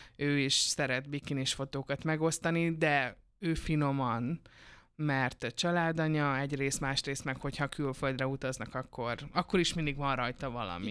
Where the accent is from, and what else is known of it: Debrecen, Hajdú-Bihar, Hungary